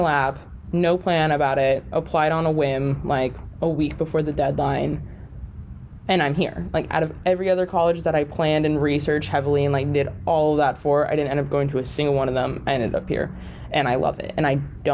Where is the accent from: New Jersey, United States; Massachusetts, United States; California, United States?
California, United States; also born or lived in Las Vegas, Nevada; now in Los Angeles, United States; I was born and raised California, and then grew up loving the Raiders because moved to Las Vegas